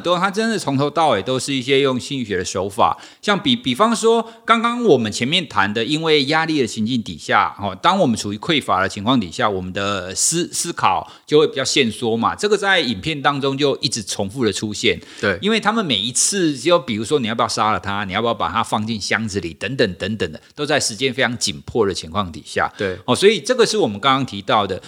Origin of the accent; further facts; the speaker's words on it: Taiwan; 我们就是国人嘛，我们都是台湾人嘛